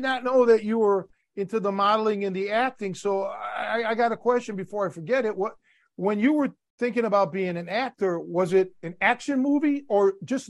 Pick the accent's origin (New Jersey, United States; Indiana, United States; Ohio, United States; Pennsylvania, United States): Ohio, United States; Cleveland; moved away as an adult; now in Chicago, United States; I was originally from Cleveland and I moved to Chicago